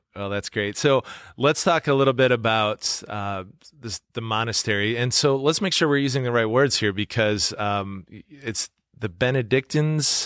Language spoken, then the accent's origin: English; Webster, South Dakota, United States; now in Yankton, United States; my hometown of Webster